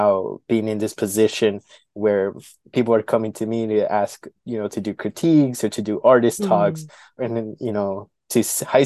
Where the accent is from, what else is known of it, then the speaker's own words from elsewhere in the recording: Milwaukee, Wisconsin, United States; I was born and raised here in Milwaukee, grew up in the South Side kind of neighborhood community near like Cesar Chavez Drive